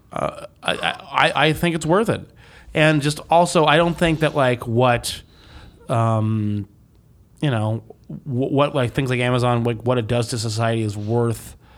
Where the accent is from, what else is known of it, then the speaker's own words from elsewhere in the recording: Greensboro, North Carolina, United States; my hometown, Greensboro, North Carolina.